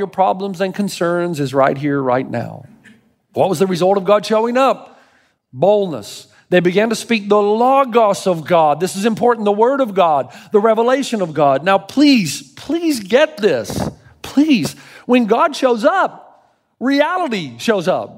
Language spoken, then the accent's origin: English; Tennessee, United States; now in California, United States; I grew up in Tennessee.